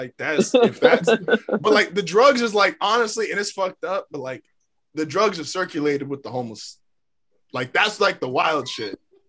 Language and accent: English; La Mesa, California, United States; now in El Cajon, United States; I live in El Cajon now. I'm technically from La Mesa. I'm from the table.